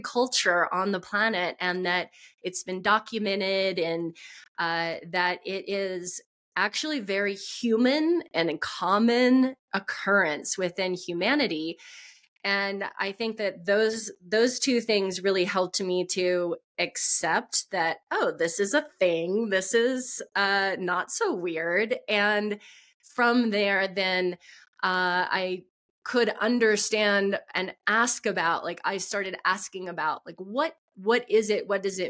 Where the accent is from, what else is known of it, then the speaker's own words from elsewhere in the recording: Texas, United States; because I grew up in Texas, so I knew about Pentecostal churches, and I knew that there was a thing called speaking in tongues.